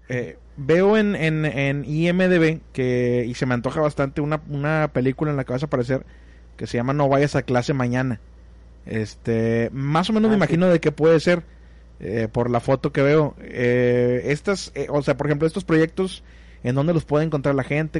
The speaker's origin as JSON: {"language": "Spanish", "country": "Mexico", "said": "los mexicanos nos sentimos más"}